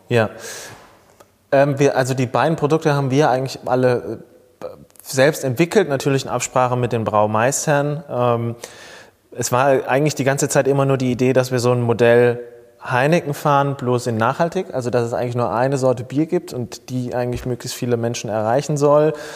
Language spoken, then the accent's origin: German; near Mannheim, Rhineland-Palatinate, Germany; moved away as an adult; also born or lived in Speyer; now in Frankfurt, Germany; eigentlich bin ich ein Pelzerbu, der in ah. Frankfurt heimisch geworden ist. Ich bin äh, in der Nähe von Mannheim, so gesehen, äh, als Kind aufgewachsen, in Speyer geboren, ähm, aber lebe jetzt seit fast zehn Jahren in Frankfurt